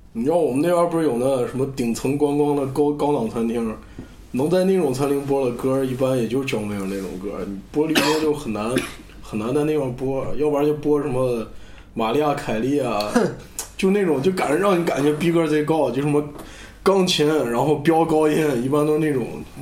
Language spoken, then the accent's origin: Chinese; Xi'an, Shaanxi, China; moved away as an adult; also born or lived in United Kingdom; 我现在毕业了，回家了，已经回不去英国，所以本期节目我在我的老家西安录制，